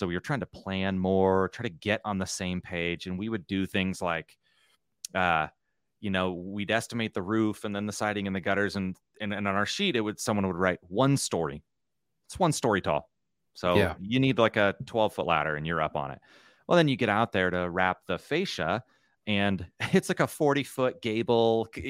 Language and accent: English; Nebraska, United States; No, I come from Nebraska. You know, it's in the middle.